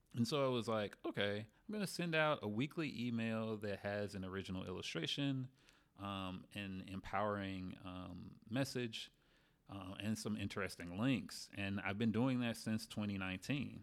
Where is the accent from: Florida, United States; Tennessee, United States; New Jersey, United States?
Tennessee, United States; Memphis; moved away as an adult; also born or lived in New Orleans; I'm from Memphis